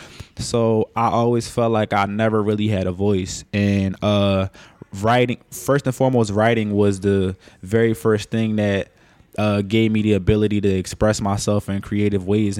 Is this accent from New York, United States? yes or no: no; Philadelphia, Pennsylvania, United States; Born and raised in Philadelphia. Specifically, I was born in a section of Alleny